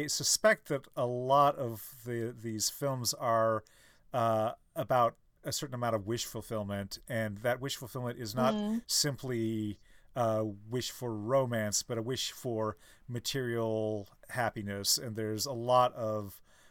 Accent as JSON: {"language": "English", "region": "Midwest", "country": "United States", "said": "I come from the Midwest, and I have family in Illinois and Ohio"}